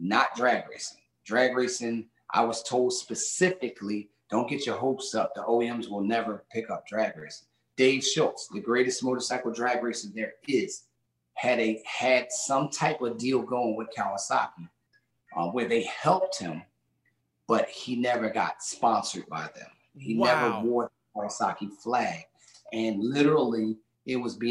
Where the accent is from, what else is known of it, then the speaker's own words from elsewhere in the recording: Philadelphia, Pennsylvania, United States; Gang war was big time when I was growing up in Philly and in Southwest Philadelphia